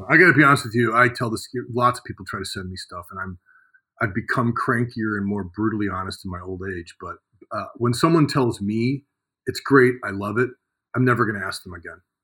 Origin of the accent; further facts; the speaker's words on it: Cleveland, Ohio, United States; moved away as an adult; also born or lived in Michigan; I come from Cleveland, uh, working class background. Um, spent my childhood, you know, working on farms.